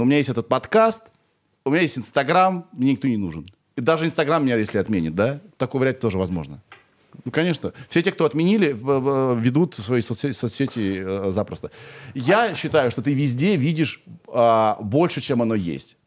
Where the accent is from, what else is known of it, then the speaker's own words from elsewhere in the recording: Kirov, Kirov Oblast, Russia; moved away as an adult; я сам из Кирова и до двадцати пяти